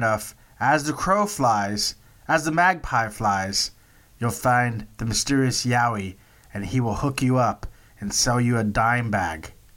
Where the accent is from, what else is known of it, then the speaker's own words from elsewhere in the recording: Texas, United States; I'm from Texas